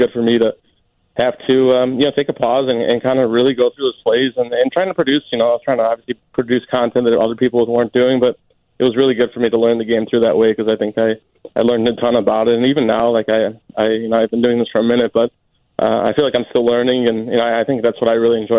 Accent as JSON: {"language": "English", "town": "Chicago", "region": "Illinois", "country": "United States", "tie": "born or raised there", "said": "I grew up in Chicago"}